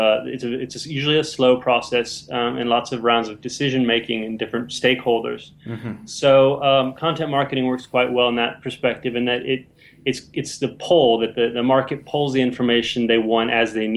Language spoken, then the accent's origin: English; United States; now in London, United Kingdom; I'm an American digital marketer working for Velocity Partners in London